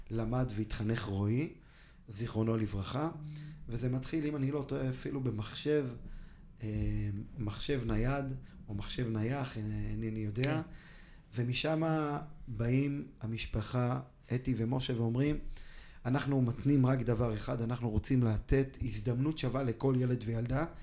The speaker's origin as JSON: {"language": "Hebrew", "town": "Ra'anana", "region": "Central District", "country": "Israel", "tie": "born or raised there", "also_born_or_lived": "Kfar Saba", "said": "ברעננה. כן. אה, גדלתי כמה שנים בכפר סבא. אימא שלי מכפר סבא, אבא מרעננה, משפחה מאוד מאוד ותיקה ברעננה"}